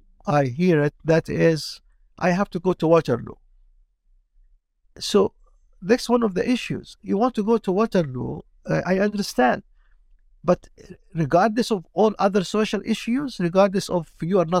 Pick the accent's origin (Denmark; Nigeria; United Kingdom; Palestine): Palestine; also born or lived in Jordan / Kuwait; now in Canada; I'm from Palestine, so I'm Palestinian